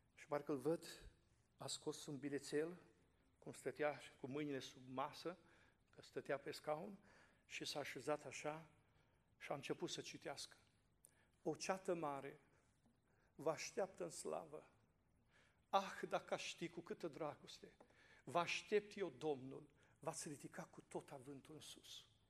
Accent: Fodora, Sălaj County, Romania; mă trag din Fodora, județul Sălași.

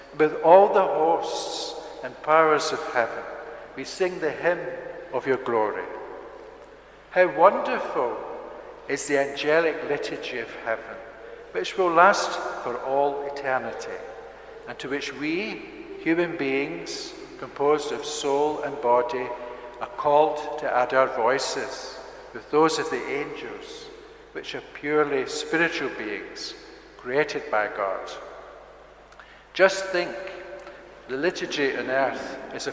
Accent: Scotland, United Kingdom; moved away; As you may tell from my accent, I'm from Scotland originally, but as well as having Scottish ancestry, I also have Irish ancestry

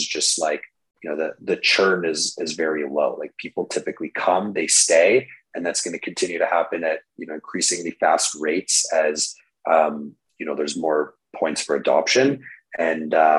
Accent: Canada; I'm just a Canadian boy

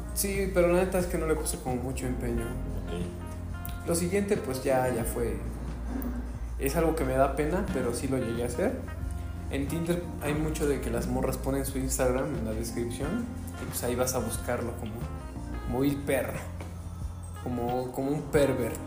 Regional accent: Mexico; Yo, como típico mexicano que viene de una, una familia tradicional católica

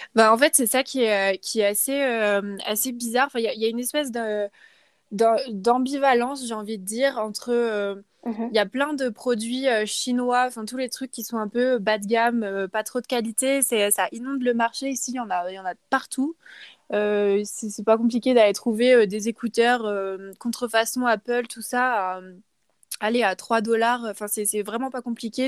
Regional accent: France; moved away; en tant que Française

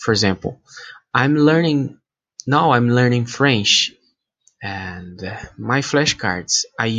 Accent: Brazil; first language Portuguese; English is a second language; I'm from Brazil

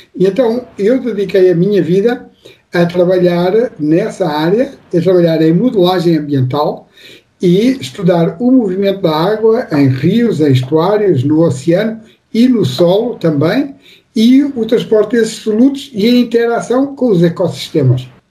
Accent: Portugal; now in near Lisbon, Portugal; eu nasci numa, numa aldeia, como nós dizemos aqui em Portugal, vocês dizem aí no Brasil, uma cidadezinha do interior

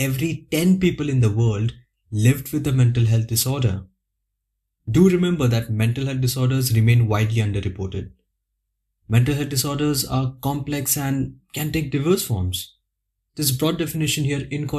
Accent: India; now in Budapest, Hungary; I'm a native of India, as you can judge from my accent already. But currently residing in a city called Budapest

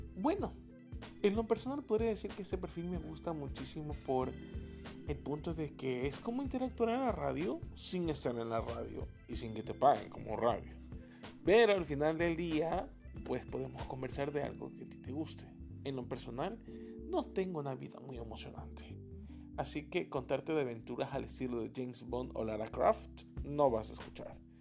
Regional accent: Ecuador; soy un ecuatoriano de 30 años

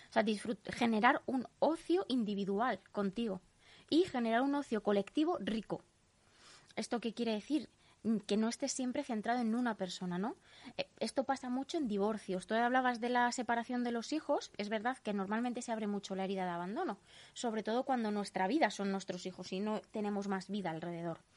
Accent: Leganés, Community of Madrid, Spain; Pero es que yo soy de Leganés de toda la vida, yo tengo aquí mis raíces, están aquí mis

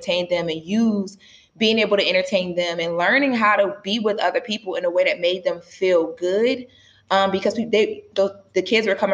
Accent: Wilmington, Delaware, United States; now in Los Angeles, United States; I'm from Wilmington, Delaware, which is pretty far from LA.

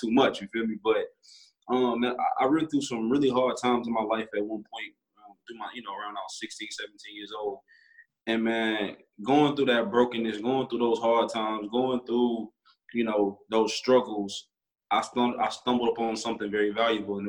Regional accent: Little Rock, Arkansas, United States; born and raised in Little Rock, Arkansas

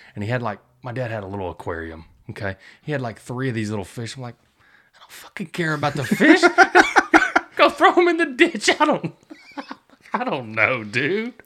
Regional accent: Sour Lake, Texas, United States; moved away; I grew up in Sour Lake

